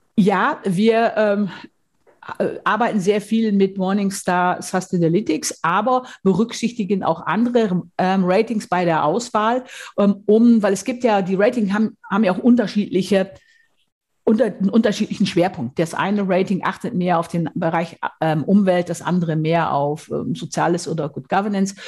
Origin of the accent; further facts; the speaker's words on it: Münsterland, North Rhine-Westphalia, Germany; Ich komme aus dem Münsterland, aus Westfalen.